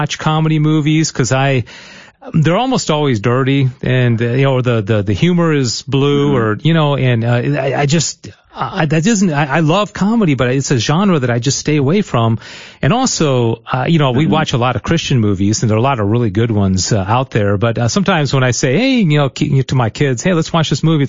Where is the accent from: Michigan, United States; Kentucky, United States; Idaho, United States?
Michigan, United States; now in Texas, United States; I'm from Michigan